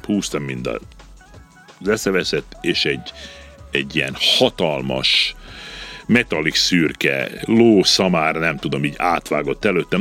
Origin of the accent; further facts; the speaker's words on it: Subotica, Vojvodina, Serbia; én így születtem, én itt Szabadkán születtem, mm-hmm. az mhm. első naptól itt vagyok